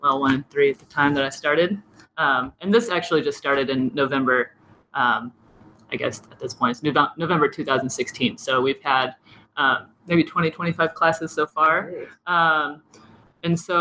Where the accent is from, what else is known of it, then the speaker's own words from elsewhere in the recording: Lawrence, Kansas, United States; moved away as an adult; I'm from Lawrence. I went through all the schools here. I went to KU